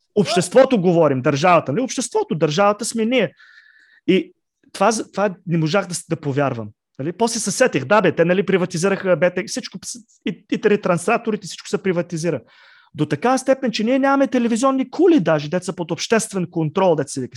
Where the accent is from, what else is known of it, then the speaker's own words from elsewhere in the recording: Plovdiv, Plovdiv Province, Bulgaria; аз лично съм от Пловдив